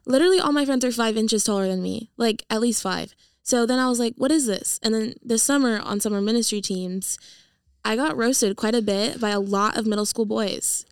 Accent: San Diego, California, United States; moved away; I am from California. I'm from San Diego. I grew up there my whole life

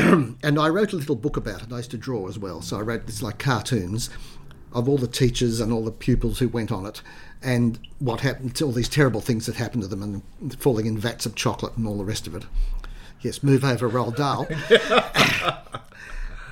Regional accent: Sydney, New South Wales, Australia; I was born in Sydney. I grew up on the Lower North Shore, in Clontarf and Balgowlah.

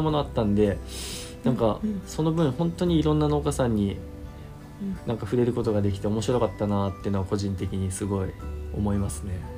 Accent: Yamagata, Japan; 僕はバリバリの山形県生まれ育ちの今27歳になった

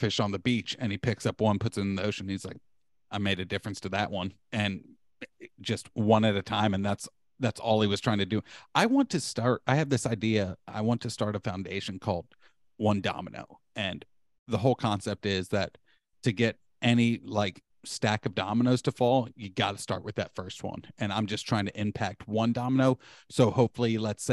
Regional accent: Marietta, Georgia, United States; That's where we were from. We're from Marietta

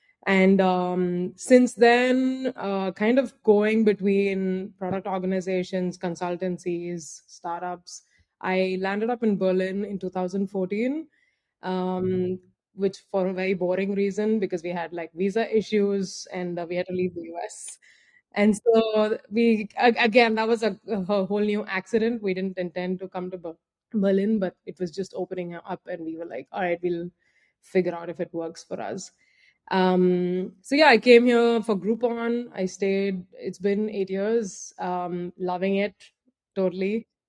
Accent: Andhra Pradesh, India; I'm originally from India. I was born in a southern state called Andhra Pradesh, but really moved about quite a lot because of my father's job.

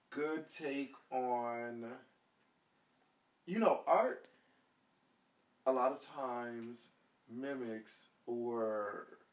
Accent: New York City, New York, United States; also born or lived in Jamaica; I'm from Brooklyn, and I'm from the suburbs

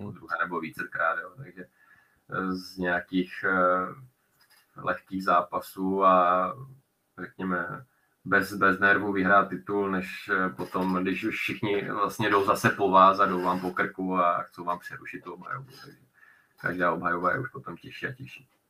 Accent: Czechia; jsem vlastně jediný z Čechů

